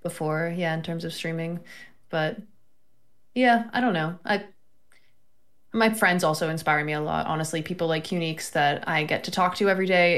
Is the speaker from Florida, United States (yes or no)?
yes; Florida, United States; moved away; also born or lived in New York; I'm from Florida